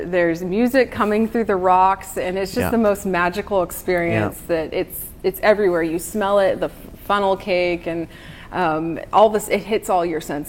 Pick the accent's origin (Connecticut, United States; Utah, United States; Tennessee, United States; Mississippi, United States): Tennessee, United States; Knoxville; also born or lived in Brooklyn / Northern California; now in Nashville, United States; Brings me back to my childhood, growing up in Knoxville, Tennessee